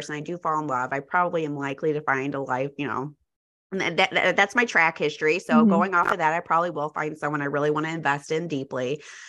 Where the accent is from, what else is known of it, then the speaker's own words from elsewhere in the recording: Texas, United States; now in Chicago, United States; when I was growing up in Texas